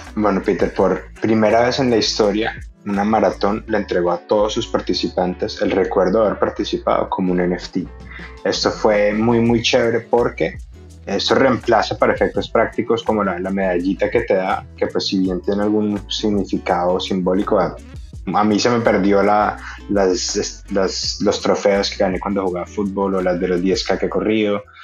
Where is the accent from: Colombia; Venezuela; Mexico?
Venezuela